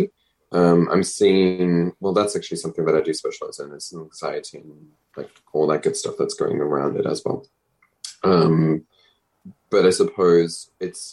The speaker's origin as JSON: {"language": "English", "country": "South Africa", "moved": "yes", "said": "I'm a South African"}